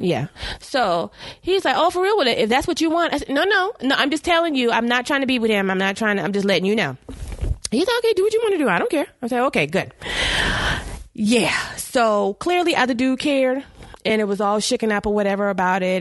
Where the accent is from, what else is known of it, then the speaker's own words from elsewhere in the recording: South Carolina, United States; we're both from South Carolina